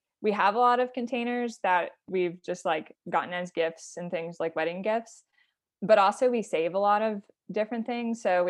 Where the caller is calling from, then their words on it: Fort Collins, Colorado, United States; So I am calling from Fort Collins, Colorado.